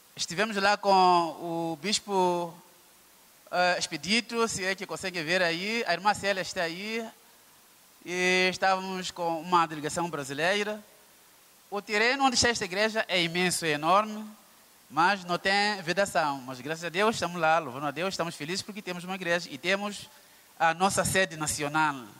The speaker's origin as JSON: {"language": "Portuguese", "region": "Maputo", "country": "Mozambique", "said": "Venho de África, Moçambique, Maputo"}